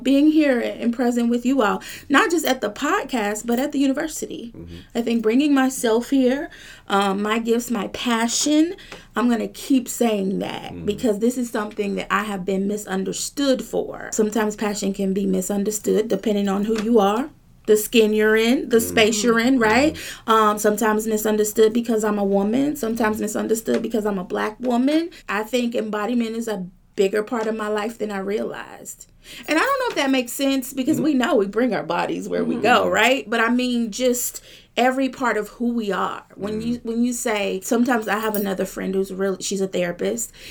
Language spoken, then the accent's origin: English; Lexington, Kentucky, United States; I hail from Lexington, Kentucky. I've been there my whole life.